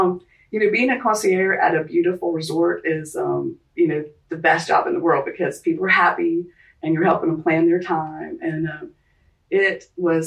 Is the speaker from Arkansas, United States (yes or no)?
no; Charleston, South Carolina, United States; growing up in Charleston